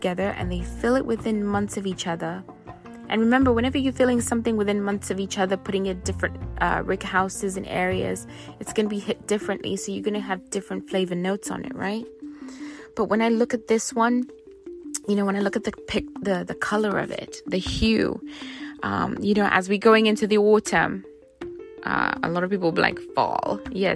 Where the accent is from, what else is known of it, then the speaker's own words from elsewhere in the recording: Zimbabwe; moved away; I grew up in Zimbabwe, and so I do have some British influences in my upbringing